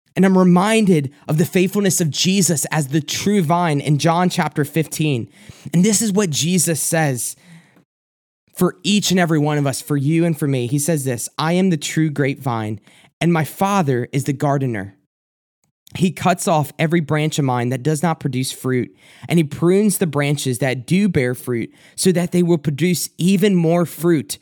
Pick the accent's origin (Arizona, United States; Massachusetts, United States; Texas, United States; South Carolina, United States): South Carolina, United States; moved away as an adult; now in Michigan, United States; I'm originally from South Carolina